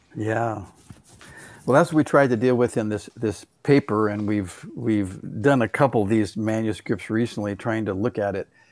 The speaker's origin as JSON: {"language": "English", "town": "Los Angeles", "region": "California", "country": "United States", "tie": "born or raised there", "said": "I grew up in the San Fernando Valley"}